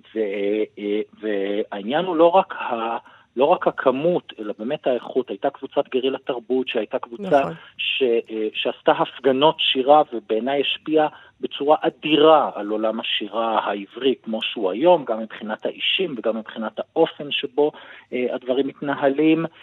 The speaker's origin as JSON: {"language": "Hebrew", "town": "Tzippori", "region": "Northern District", "country": "Israel", "said": "אני במקור ממושב ציפורי"}